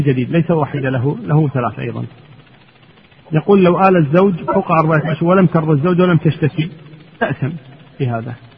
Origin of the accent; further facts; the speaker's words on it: Kuwait; عندنا في الكويت هنا